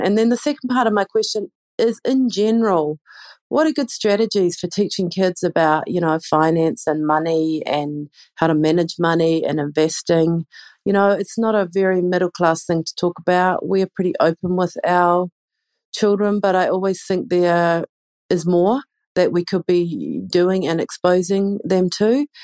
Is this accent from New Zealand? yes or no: yes; New Zealand; now in Tashkent, Uzbekistan; I'm originally from New Zealand